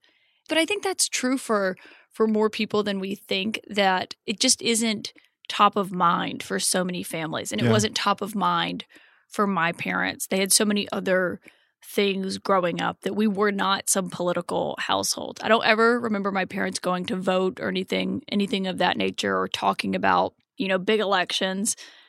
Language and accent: English; Prattville, Alabama, United States; So I tell people who aren't familiar with the state that I'm from Montgomery because they don't know what Prattville is.